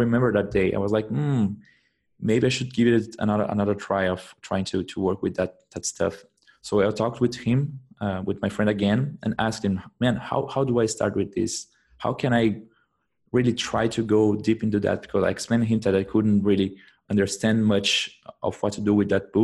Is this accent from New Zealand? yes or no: no; Brazil; English is a second language; moved away as an adult; now in Germany; I come from Brazil. But I'm living in Germany for the past, now I think it's around 8 months.